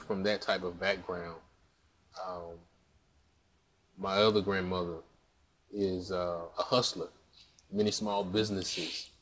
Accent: Jackson, Mississippi, United States; I'm from Jackson, Mississippi, a wonderful town, capital city

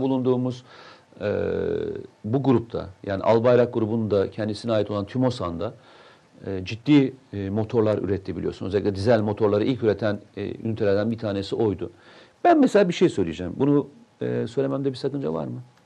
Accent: Turkey; also born or lived in Tokat; Memleketimi Samsun'u söylerken, Tokat'ı söylerken çok mutlu hissederim

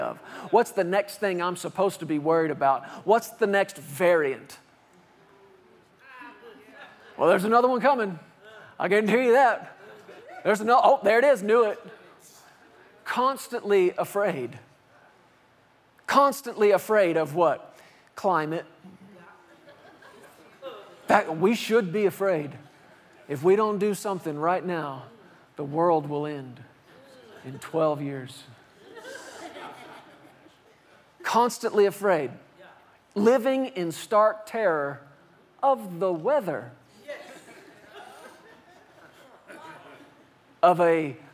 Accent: Fort Worth, Texas, United States; I grew up in Fort Worth, Texas

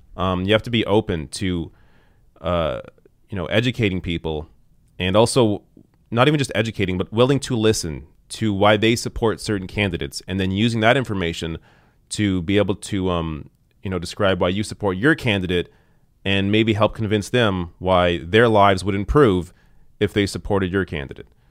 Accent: Canada; I'm Canadian

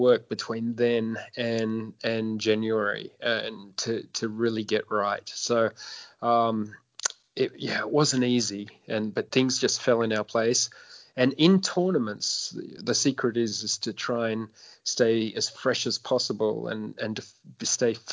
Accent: Sydney, New South Wales, Australia; in my hometown

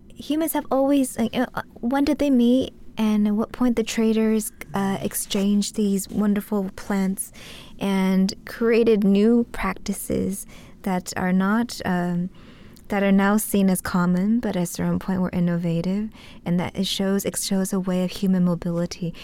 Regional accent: United States; growing up in the States

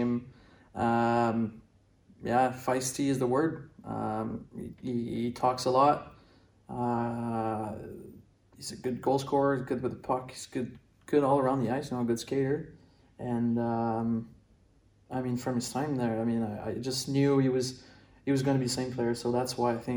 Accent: Brossard, Quebec, Canada; growing up in Montreal

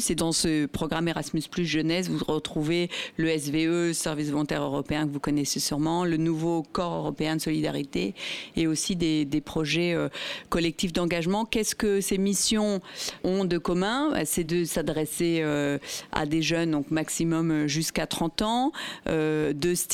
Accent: Italy; Alors moi je suis italienne, du coup je connais le service civique italien.

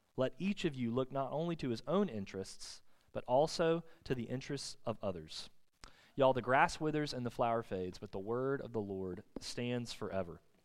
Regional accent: Thomasville, United States; my hometown, Thomasville

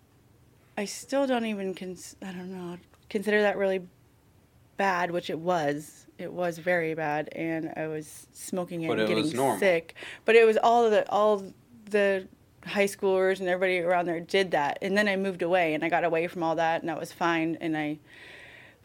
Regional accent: Soldotna, Alaska, United States; I was born in Soldotna, Alaska, and raised here

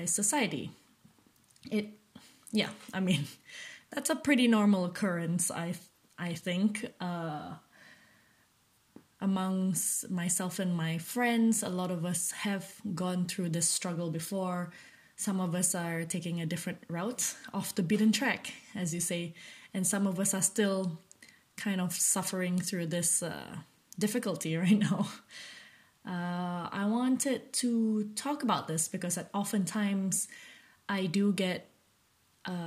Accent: Malaysia; I'm currently a Malaysian woman in her late 20s.

